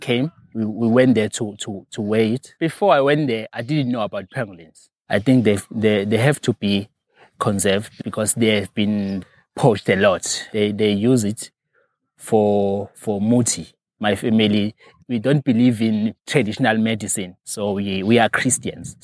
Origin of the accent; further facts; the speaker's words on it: near Hluhluwe, KwaZulu-Natal, South Africa; also born or lived in Mdugu; I was not born here, but, uh, I grew up at, uh, another place called Otaganeni. It's under the section, uh, around Hluhluwe.